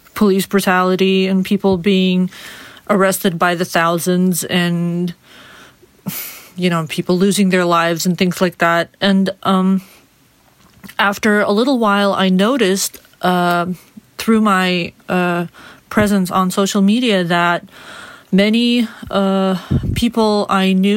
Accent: Belarus; I was born and raised in Belarus

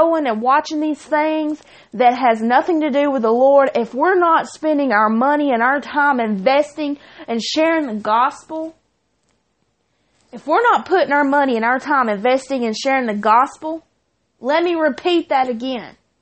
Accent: Chilton County, Alabama, United States; I'm from Chilton County

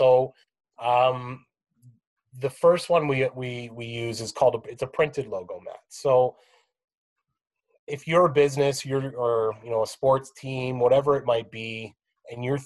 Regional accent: Canada; we're all Canadian

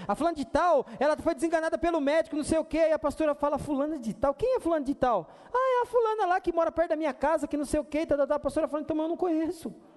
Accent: Brazil; nessa terra que nós estamos aqui, nós somos chamados de brasileiros

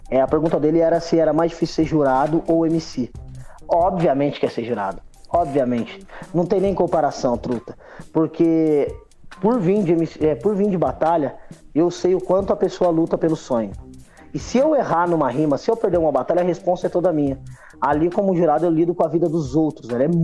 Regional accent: Ubatuba, São Paulo, Brazil; also born or lived in Lorena; Eu sou nascido em Lorena, Vale, Vale é Zica, e eu fui para Ubatuba bem novo.

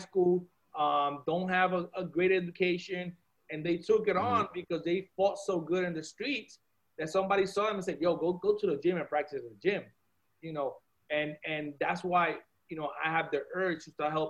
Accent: Puerto Rico; moved away; also born or lived in Miami; growing up in Puerto Rico and going to school in Puerto Rico

